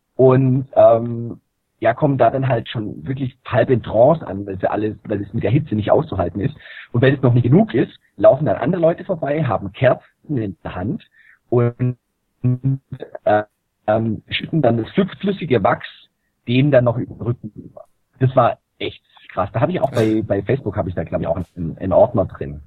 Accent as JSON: {"language": "German", "country": "Germany", "said": "bei uns in Deutschland"}